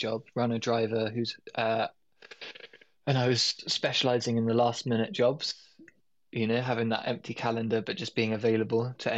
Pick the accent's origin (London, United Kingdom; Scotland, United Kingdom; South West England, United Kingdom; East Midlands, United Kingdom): London, United Kingdom; I'm born and raised in London